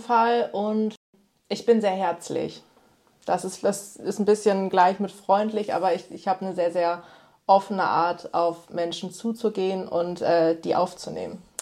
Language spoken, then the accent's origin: German; Osnabrück, Lower Saxony, Germany; also born or lived in Berlin / Thailand; hier so in Osnabrück, wo ich ja auch, also einfach meine Heimat ist.